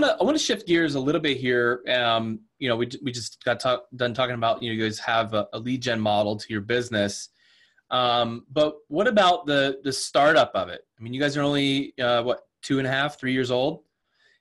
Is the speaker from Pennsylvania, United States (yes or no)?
yes; Pennsylvania, United States; now in Washington, United States; Pennsylvania's my home state